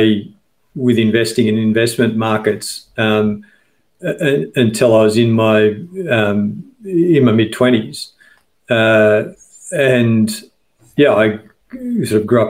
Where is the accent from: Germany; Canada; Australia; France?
Australia; Victoria; I grew up in Victoria, and as a kid in the late 70s and early 80s, if you went to coastal towns in Victoria